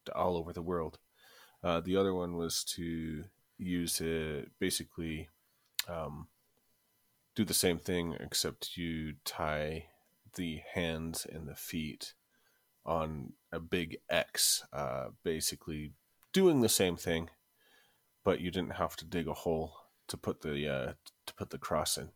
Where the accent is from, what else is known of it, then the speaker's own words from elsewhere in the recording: United States; growing up in America